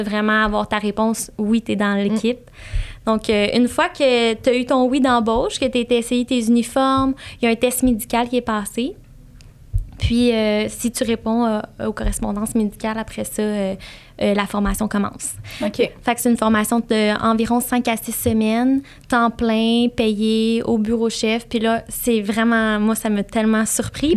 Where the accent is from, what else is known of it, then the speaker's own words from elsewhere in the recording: Saint-Hyacinthe, Quebec, Canada; je suis née à Saint-Hyacinthe, sur la rive sud de Montréal